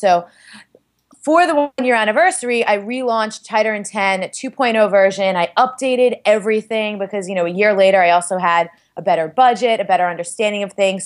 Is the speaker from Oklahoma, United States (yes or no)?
no; New York City, New York, United States; I'm from Staten Island